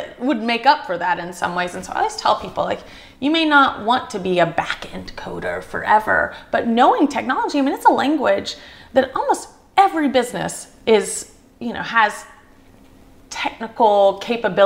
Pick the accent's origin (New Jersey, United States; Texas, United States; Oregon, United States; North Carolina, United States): North Carolina, United States; Charlotte / Gaston County; moved away as an adult; also born or lived in Chicago; I want to go back to Charlotte